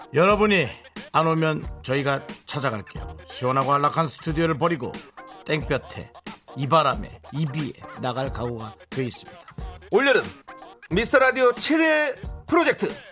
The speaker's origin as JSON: {"language": "Korean", "town": "Gangneung", "region": "Gangwon", "country": "South Korea", "tie": "born or raised there", "said": "우리 고향에서 보내주셨네"}